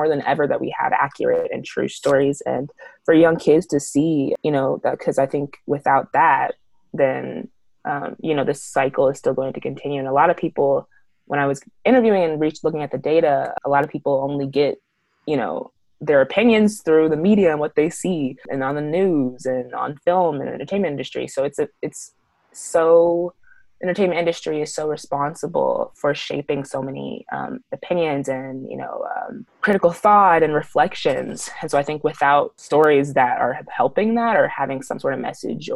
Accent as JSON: {"language": "English", "town": "Kansas City", "region": "Missouri", "country": "United States", "tie": "born or raised there", "moved": "yes", "said": "I'm from Kansas City, Missouri"}